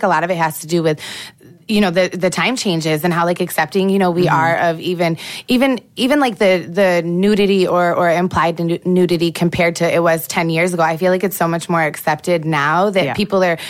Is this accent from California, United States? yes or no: no; Rochester, New York, United States; I grew up in Rochester, New York, but I went to 16 different schools